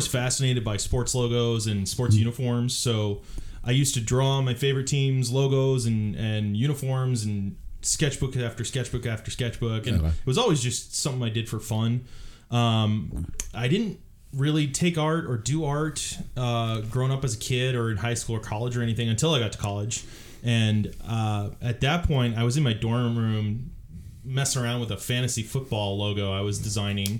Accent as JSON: {"language": "English", "area": "San Francisco Bay Area", "region": "California", "country": "United States", "tie": "born or raised there", "moved": "as an adult", "lives_now": "Portland, United States", "said": "I grew up in the San Francisco Bay Area"}